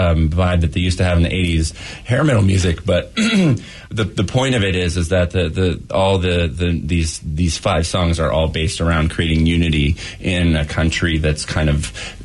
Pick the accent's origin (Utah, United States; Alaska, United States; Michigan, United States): Alaska, United States; moved away; I'm originally from Alaska, but okay. I remember going to a tape store in my small little hometown.